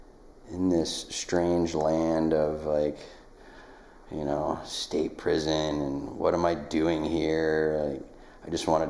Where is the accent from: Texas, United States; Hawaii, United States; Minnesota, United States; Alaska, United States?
Alaska, United States; Nikiski; moved away as an adult; also born or lived in Colorado; I grew up here on the Kenai Peninsula in Nikiski and graduated from Nikiski High School in 1996